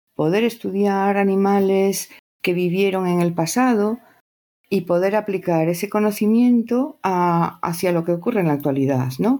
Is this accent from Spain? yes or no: yes; Spain; soy de España